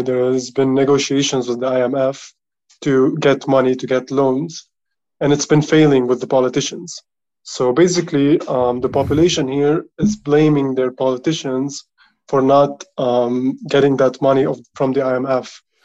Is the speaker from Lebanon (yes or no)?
yes; Lebanon; I'm from Lebanon